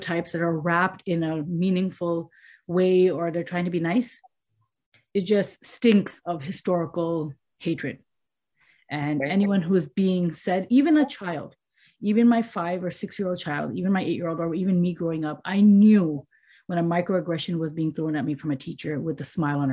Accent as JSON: {"language": "English", "country": "Canada", "tie": "born or raised there", "said": "I'm from Canada"}